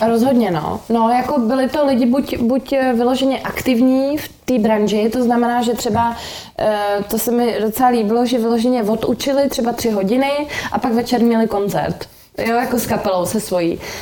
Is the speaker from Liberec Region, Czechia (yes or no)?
no; Prague, Czechia; also born or lived in London; já jsem z Prahy 6